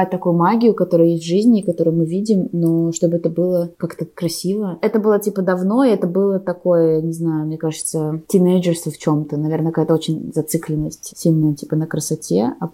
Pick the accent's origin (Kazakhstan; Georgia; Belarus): Belarus; also born or lived in Russia; оба из них сняты в странах, в которых я выросла, ну типа в Беларуси и в России.